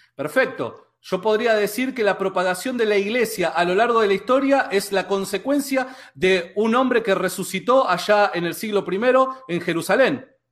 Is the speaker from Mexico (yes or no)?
no; Argentina; que somos acá de Argentina